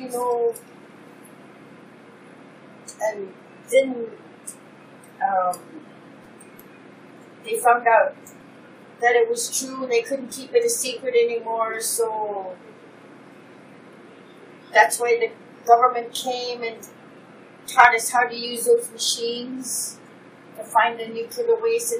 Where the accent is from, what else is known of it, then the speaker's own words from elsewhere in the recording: Fairbanks, Alaska, United States; also born or lived in Point Hope, Alaska / Barrow, Alaska; I was from Fairbanks